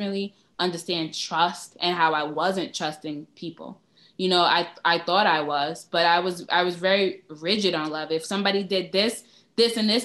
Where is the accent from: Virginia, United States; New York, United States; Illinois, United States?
New York, United States; New York City; I'm from Brooklyn